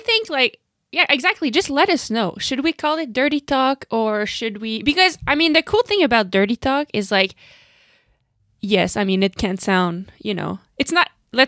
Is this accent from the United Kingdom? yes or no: no; Canada; So, Lucinda and myself are two professional cyclocross racers. I'm from Canada, she comes from the Netherlands